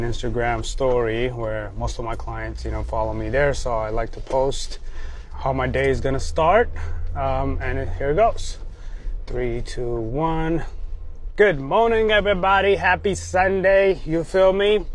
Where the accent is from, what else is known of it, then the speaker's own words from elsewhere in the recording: Ethiopia; also born or lived in Eritrea; now in Los Angeles, United States; Growing up in Ethiopia